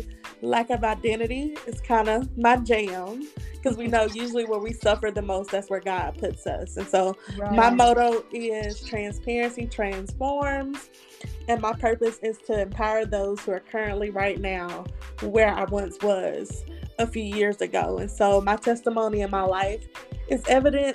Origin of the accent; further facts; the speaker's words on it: Montgomery, Alabama, United States; I'm from Montgomery, Alabama.